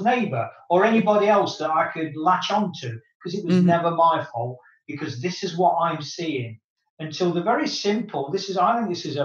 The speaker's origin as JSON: {"language": "English", "country": "United Kingdom", "tie": "born or raised there", "moved": "yes", "said": "my hometown in the UK"}